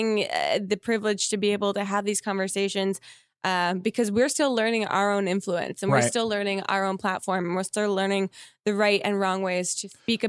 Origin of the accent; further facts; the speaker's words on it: New Jersey, United States; moved away; I'm from Jersey.